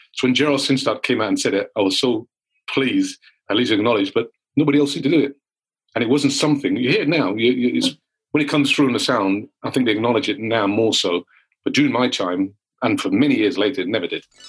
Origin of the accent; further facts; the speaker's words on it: England, United Kingdom; as a black lad growing up in England